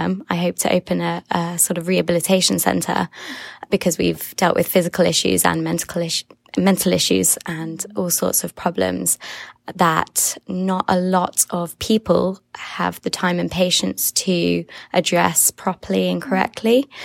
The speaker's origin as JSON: {"language": "English", "region": "England", "country": "United Kingdom", "said": "I'm from England."}